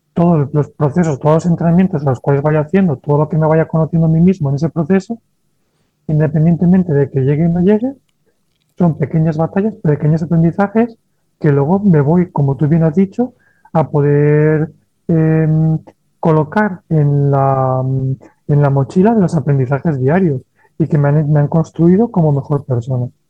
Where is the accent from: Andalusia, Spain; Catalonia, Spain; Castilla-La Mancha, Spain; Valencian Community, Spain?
Valencian Community, Spain; Valencia; moved away as an adult; also born or lived in Barcelona; yo soy de Valencia, me mudo a Barcelona a estudiar enfermería